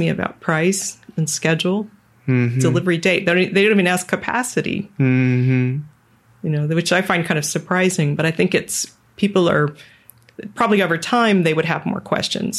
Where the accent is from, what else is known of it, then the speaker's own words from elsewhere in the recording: Florida, United States; moved away as an adult; also born or lived in Taiwan; I was born in Florida